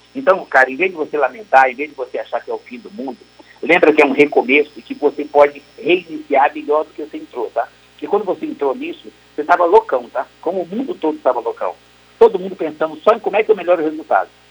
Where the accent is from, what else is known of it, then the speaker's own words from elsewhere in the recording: Brazil; nós somos brasileiros